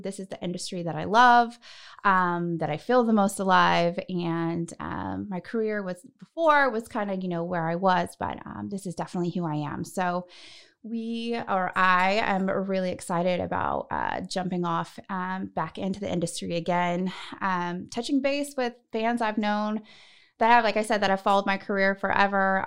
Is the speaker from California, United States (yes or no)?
yes; Northern California, United States; moved away as an adult; also born or lived in Los Angeles; I'm from Northern California originally